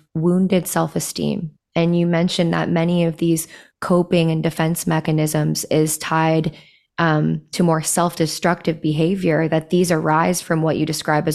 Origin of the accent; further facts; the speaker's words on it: Midwest, United States; growing up in the Midwest